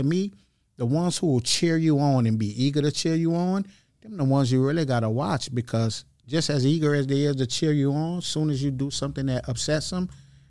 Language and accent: English; Kenner, Louisiana, United States; I'm originally from Kenner, right?